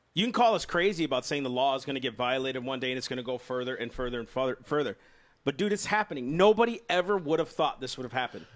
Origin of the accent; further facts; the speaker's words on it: United States; I'm an American and I love this nation